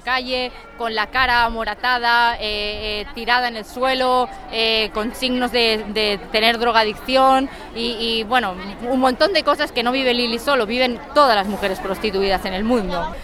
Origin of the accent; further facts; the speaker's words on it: Barcelona, Catalonia, Spain; las abolicionistas que somos de Barcelona